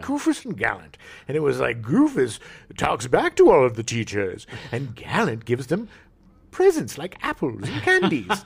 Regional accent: California, United States; also born or lived in La Jolla / Escondido; growing up in California

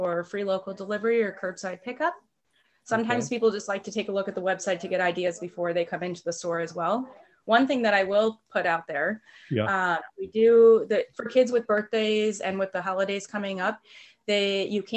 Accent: Lake Forest, Illinois, United States; I grew up here in Lake Forest

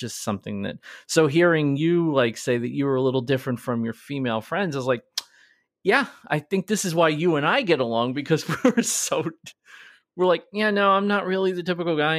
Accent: New York, United States; We were raised obviously in New York

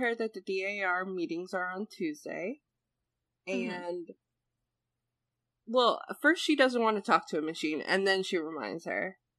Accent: Northeast, United States; because I'm from the Northeast and we talk fast, especially faster than the Midwest.

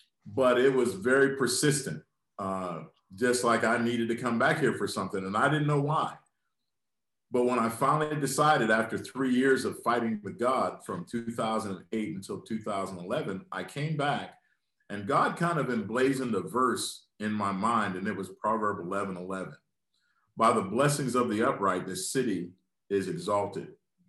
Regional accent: Lynchburg, Virginia, United States; having my mindset that was birthed in my hometown, in a large family, that sense of community. And how if Lynchburg was going to be made better

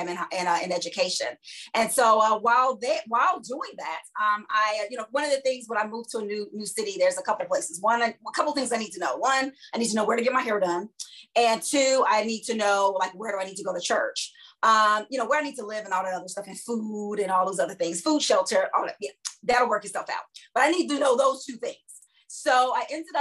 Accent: Chicago, Illinois, United States; also born or lived in Boston / Philadelphia; now in Washington, D.C., United States; my hometown is Chicago, Illinois

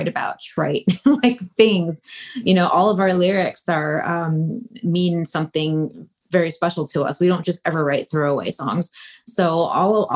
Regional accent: Detroit, Michigan, United States; moved away; growing up in Detroit in the Midwest

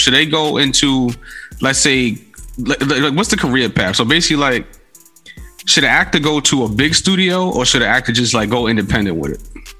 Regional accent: New York City, New York, United States; I'm from the Bronx. The Bronx is a lot like Vallejo.

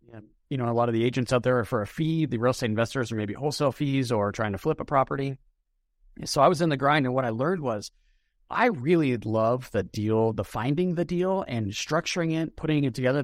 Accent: Denver, Colorado, United States; I was born in Denver, grew up in a suburb

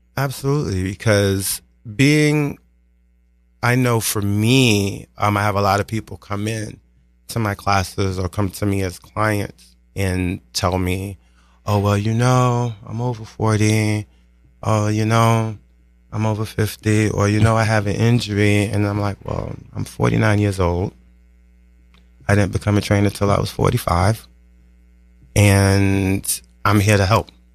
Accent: New York City, New York, United States; I grew up in Brooklyn.

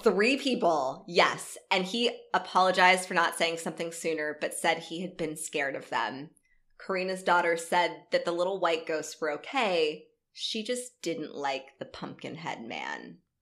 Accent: Live Oak, Florida, United States; where I grew up in North Florida, which was like Live Oak.

